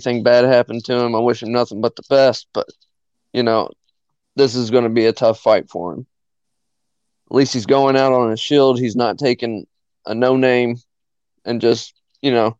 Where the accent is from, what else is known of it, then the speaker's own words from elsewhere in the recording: Texas, United States; I'm from Texas